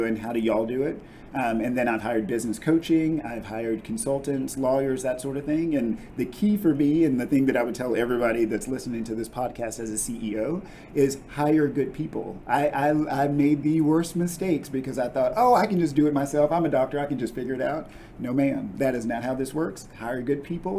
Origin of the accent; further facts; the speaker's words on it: Texas, United States; also born or lived in Kentucky; I'm from Texas